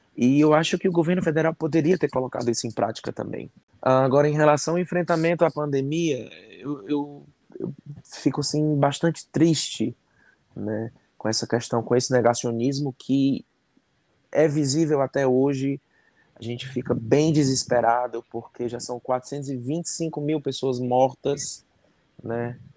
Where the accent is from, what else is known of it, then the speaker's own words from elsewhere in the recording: Fortaleza, Ceará, Brazil; eu sou de Fortaleza, no Ceará